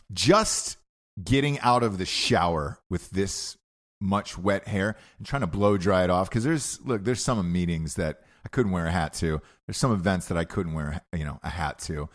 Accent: Georgia, United States; moved away; I was raised in Georgia my entire life

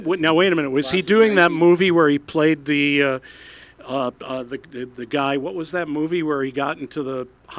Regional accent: West Hartford, Connecticut, United States; moved away; my hometown of West Hartford, Connecticut.

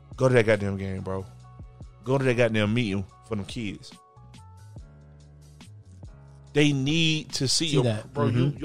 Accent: the South, United States; I'm from the South, and I love it. So it's always going to be yes, ma'am, no, ma'am.

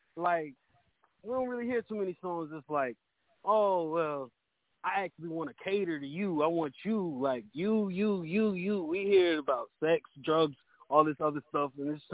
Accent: Harrisburg, Pennsylvania, United States; now in Atlanta, United States; I'm from Harrisburg, Pennsylvinia, but I live in Atlanta.

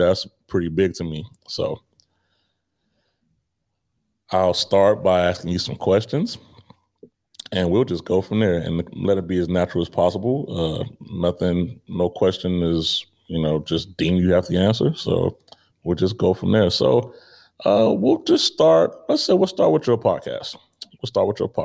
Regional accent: Chicago, Illinois, United States; moved away as an adult; also born or lived in Grand Forks, North Dakota; growing up in Chicago is a big city

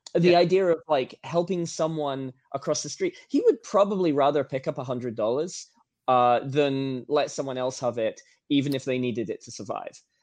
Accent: Norfolk, East of England, United Kingdom; moved away as an adult; now in United States; I'm I'm from England. I'm from uh, Norfolk, England. I left when I was like 19 or 20, and I've been here ever since

